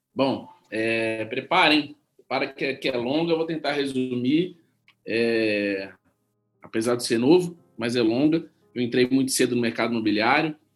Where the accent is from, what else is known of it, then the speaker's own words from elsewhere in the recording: São Paulo, Brazil; eu sou paulista